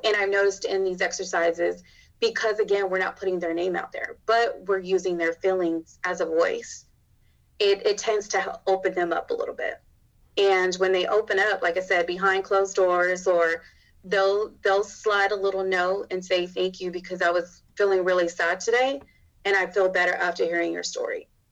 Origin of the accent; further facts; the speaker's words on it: Arizona, United States; moved away as an adult; now in Texas, United States; I'm from Arizona